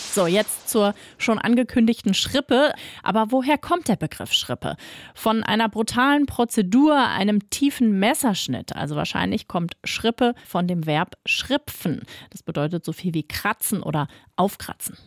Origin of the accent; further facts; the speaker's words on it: Berlin, Germany; wir Berliner